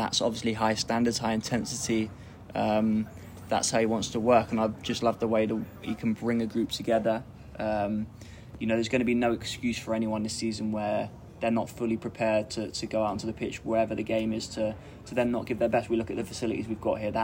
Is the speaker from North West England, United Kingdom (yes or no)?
no; Maidenhead, South East England, United Kingdom; I grew up in Maidenhead, which is just down M4